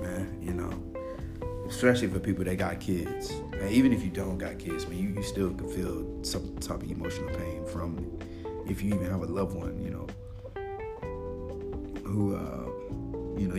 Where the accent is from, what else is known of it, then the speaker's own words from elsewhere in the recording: Little Rock, Arkansas, United States; now in Pensacola, United States; my hometown in Little Rock, Arkansas